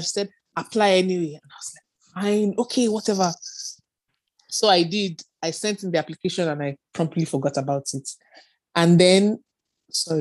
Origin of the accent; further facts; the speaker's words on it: Northern Nigeria, Nigeria; moved away as an adult; also born or lived in United Kingdom; I grew up in Nigeria, in the north of Nigeria, with my dad, my mom, and my siblings